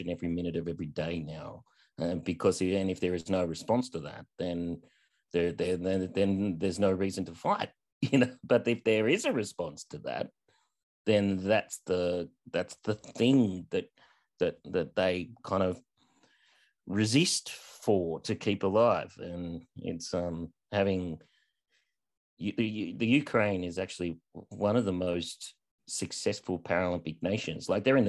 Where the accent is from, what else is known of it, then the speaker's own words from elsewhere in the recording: Australia; but as an Australian-American, I would draw comparisons about your experience in America